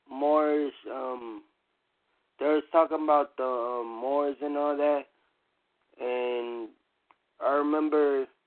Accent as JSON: {"language": "English", "region": "California", "country": "United States", "said": "because I'm from California"}